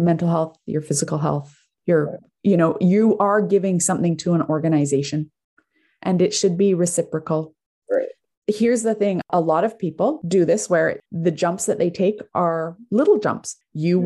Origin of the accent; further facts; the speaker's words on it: Canada; i'm Canadian